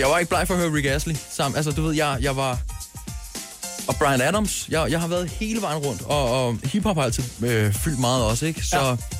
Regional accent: Køge, Zealand, Denmark; jeg er fra Køge, han er fra Skensved, og øhm, jeg mødte ham, da jeg var meget ung

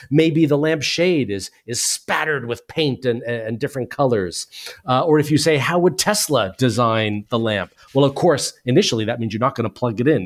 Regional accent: United States; moved away as an adult; now in United Kingdom; as you can tell from my accent, I'm originally from the U S, but I've lived in the U K for twenty-four years

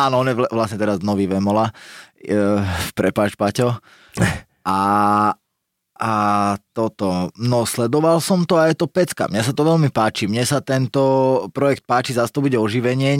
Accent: Nové Zámky, Nitra Region, Slovakia; vyrastal som v Nových zámkoch

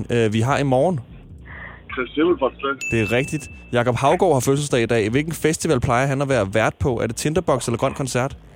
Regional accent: Smørum, Capital Region of Denmark, Denmark; og jeg kommer fra Smørmag. En forstad

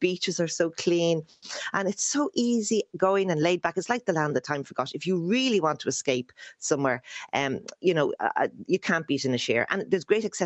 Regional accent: Howth, transcribed as Louth, Leinster, Ireland; I'm from Louth in the north side

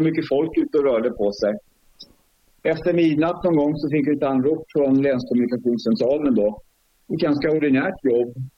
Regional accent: Stockholm, Stockholm County, Sweden; moved away as an adult; now in Sundsvall, Sweden; uppväxt i södra förorten i Stockholm.

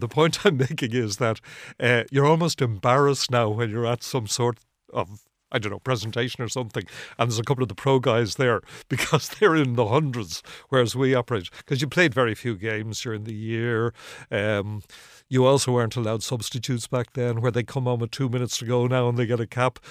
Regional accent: Ireland; I'm from Harl's Cross originally, just up the road. I would have spent a lot of my life around here

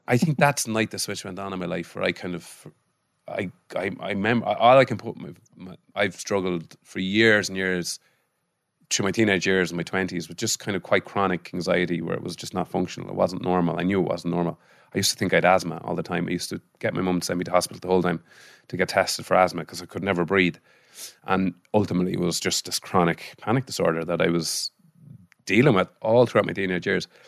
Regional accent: Mullingar, Leinster, Ireland; also born or lived in Israel; growing up in Molingar

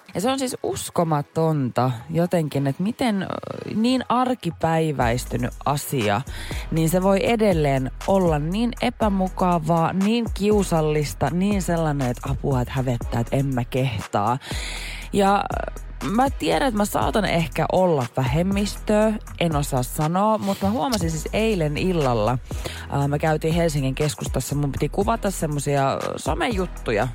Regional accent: Jyväskylä, Central Finland, Finland; kun mä oon Jyväskylästä

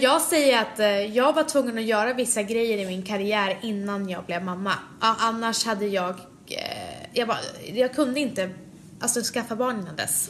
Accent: Sweden; jag föddes i Sverige sex månader efteråt

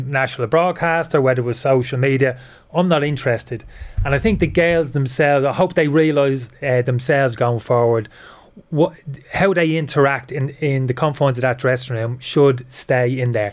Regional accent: Dublin, Leinster, Ireland; moved away as an adult; also born or lived in United Kingdom; I spent most of my life over in the UK. I left Dublin when I was 18.

